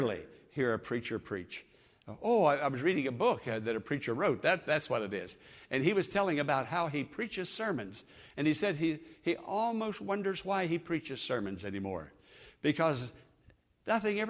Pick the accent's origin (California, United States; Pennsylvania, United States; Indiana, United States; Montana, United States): Pennsylvania, United States; Western; moved away